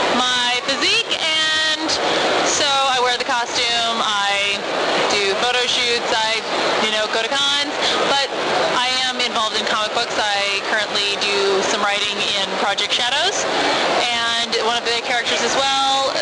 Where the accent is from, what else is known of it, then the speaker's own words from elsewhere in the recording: Arizona, United States; I'm from Arizona